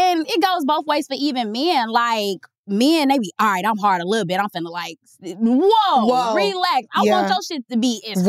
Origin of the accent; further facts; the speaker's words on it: Chicago, Illinois, United States; I'm from Chicago.